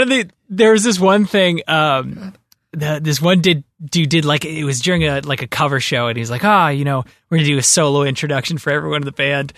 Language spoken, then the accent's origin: English; Ajax, Ontario, Canada; also born or lived in Whitby; I grew up in, I grew up in Ajax and then I moved to Whippy